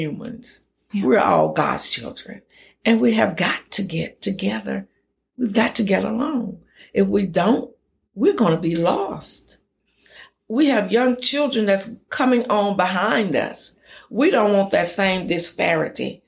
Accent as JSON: {"language": "English", "town": "Jasper", "region": "Texas", "country": "United States", "tie": "born or raised there", "lives_now": "Tyler, United States", "said": "I grew up in a little small town called Jasper, Texas"}